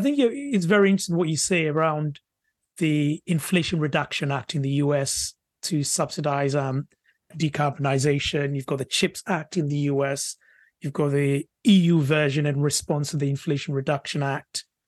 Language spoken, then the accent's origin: English; United Kingdom